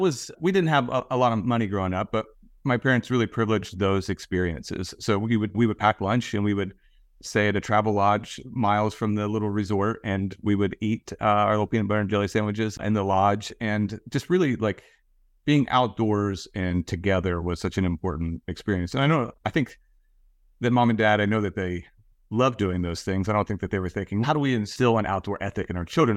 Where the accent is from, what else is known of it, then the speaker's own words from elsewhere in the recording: Southern Ohio, United States; I grew up in Southern Ohio, right on the Ohio River